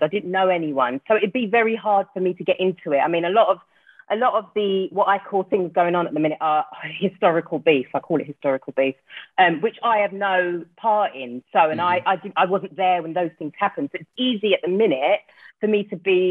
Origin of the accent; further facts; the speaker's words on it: London, United Kingdom; moved away as an adult; also born or lived in Surrey; now in Cheshire, United Kingdom; I'm from South London